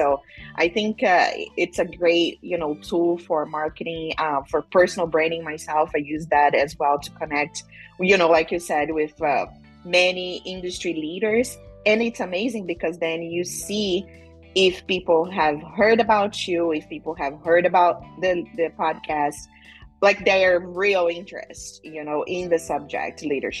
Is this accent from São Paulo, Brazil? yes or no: no; Cuiabá, Mato Grosso, Brazil; English is a second language; moved away as an adult; now in United States; I came from Brazil for an internship program about 15 years ago, and I did study hospitality in Cuiabá, Mato Grosso, where I'm from.